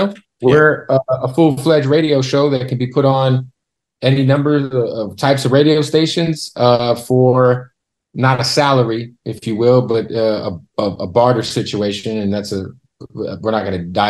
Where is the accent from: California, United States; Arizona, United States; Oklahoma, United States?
Arizona, United States; Phoenix; moved away; also born or lived in Tampa / Las Vegas / Boise / Los Angeles; I'm from Phoenix.